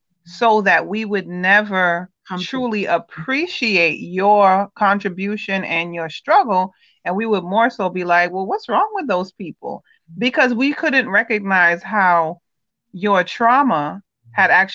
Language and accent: English; United States; as the child of Caribbean parents who was born here in America